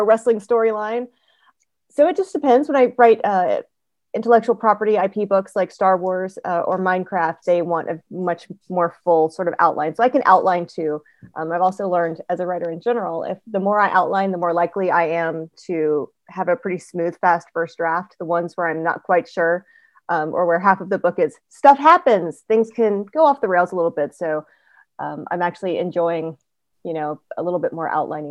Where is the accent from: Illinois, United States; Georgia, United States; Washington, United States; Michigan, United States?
Georgia, United States; I'm from Georgia. So Florida was where we vacationed as a kid